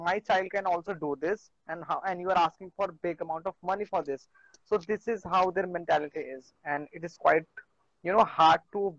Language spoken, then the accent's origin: English; India; I'm from India, and I'm 28 years old.